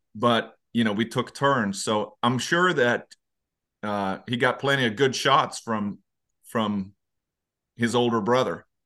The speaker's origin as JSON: {"language": "English", "region": "Dalarna County", "country": "Sweden", "tie": "born or raised there", "moved": "yes", "said": "I'm from Dalarna, uh, which is the parish in the center"}